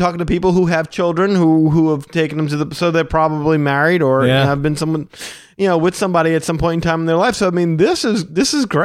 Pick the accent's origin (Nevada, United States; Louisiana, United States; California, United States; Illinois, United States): Louisiana, United States; we're from Louisiana primarily